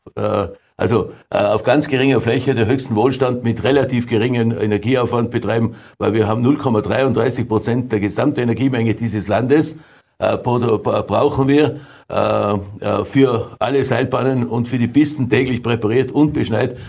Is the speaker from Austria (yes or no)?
yes; Tyrol, Austria; als Tiroler